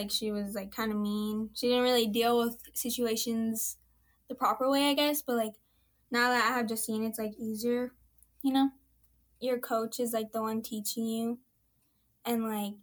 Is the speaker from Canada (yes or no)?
yes; Enoch, Alberta, Canada; I'm in grade 9, and I'm from Enoch.